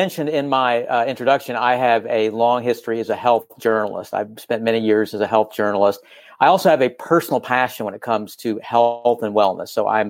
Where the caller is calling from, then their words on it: Los Angeles, California, United States; I am calling from the city of Los Angeles, Los Angeles, California.